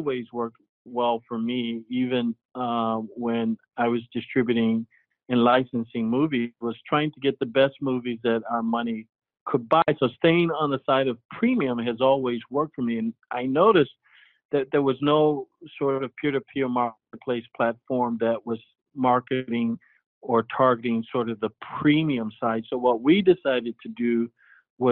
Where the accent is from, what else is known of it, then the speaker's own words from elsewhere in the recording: Tampa, Florida, United States; when I was young, growing up in Tampa